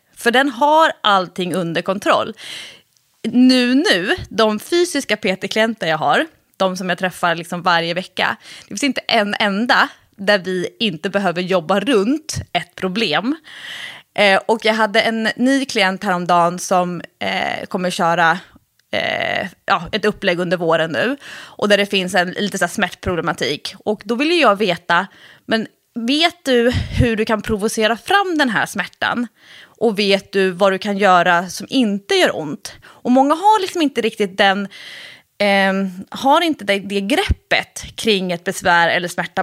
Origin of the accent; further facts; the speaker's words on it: Stockholm, Stockholm County, Sweden; när jag var kanske då 13, nej förlåt, 15, 16. Eh, och som stockholmare